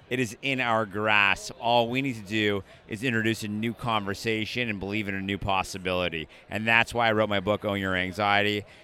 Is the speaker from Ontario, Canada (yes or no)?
yes; Toronto, Ontario, Canada; I am from Toronto, Canada. However, I'm a citizen of the world